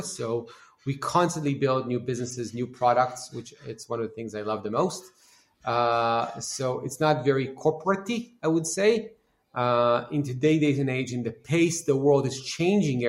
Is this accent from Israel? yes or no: yes; Israel; born or raised there